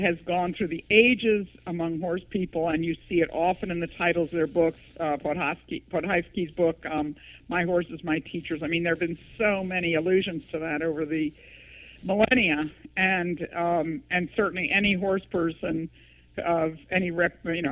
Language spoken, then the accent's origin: English; East Coast, United States; I grew up in the East, in the East Coast